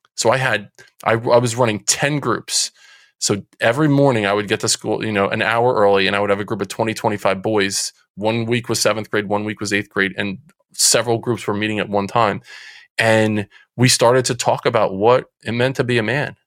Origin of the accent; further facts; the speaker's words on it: Central New Jersey, United States; I'm from Central New Jersey. People might be able to hear it from the accent that that comes out every now and again. Uh, Central Jersey. Grew up um, playing sports